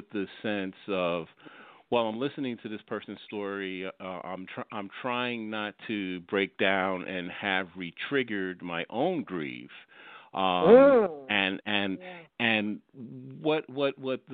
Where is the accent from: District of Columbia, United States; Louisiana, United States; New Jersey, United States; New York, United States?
New York, United States; also born or lived in Fort Lauderdale, Florida; at that time we were living in South Florida, in the Fort Lauderdale area, and so, we're from New York, so we came up to New York